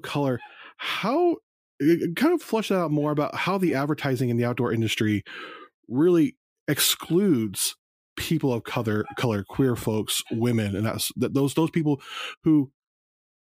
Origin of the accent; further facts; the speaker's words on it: United States; also born or lived in Los Angeles, California / Las Vegas, Nevada; now in Southern Oregon, United States; I grew up in Los Angeles and Las Vegas